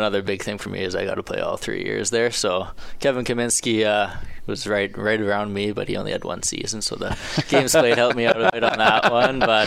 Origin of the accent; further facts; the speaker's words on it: Saskatoon, Saskatchewan, Canada; I played in Saskatoon. It was a cool experience playing in my hometown